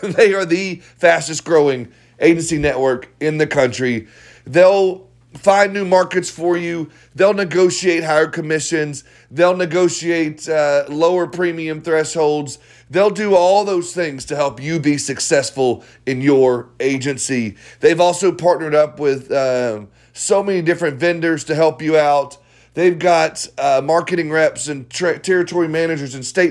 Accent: Franklin, Tennessee, United States; I grew up in Franklin, Tennessee

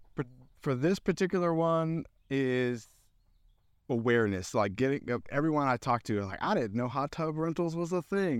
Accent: Central Florida, United States; now in Knoxville, United States

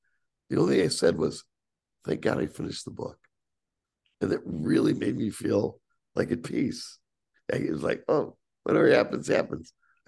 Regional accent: Northeast, United States; But you're from the Northeast. I'm from the Northeast.

